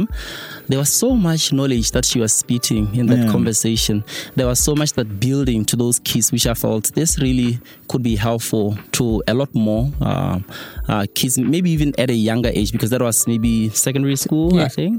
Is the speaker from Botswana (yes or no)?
yes; Botswana; moved away; I come from Mzimutlhabe.